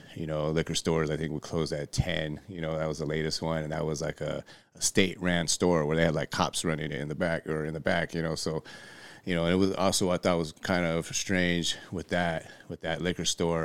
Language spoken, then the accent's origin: English; Redlands, California, United States; I'm from Redlands